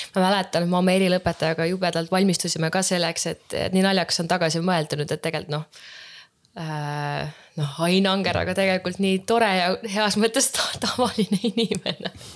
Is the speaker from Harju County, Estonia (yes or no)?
no; Häädemeeste, Pärnu County, Estonia; ma olen Häädemeestelt pärit tegelikult